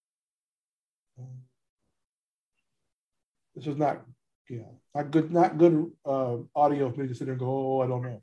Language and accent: English; the South, United States; I'm a kid from the South who used to watch TBS